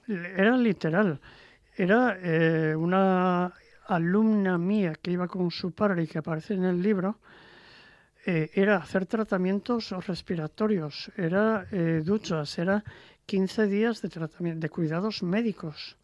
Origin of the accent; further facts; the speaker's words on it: Langreo, Asturias, Spain; yo soy de, de Sama de Langreo.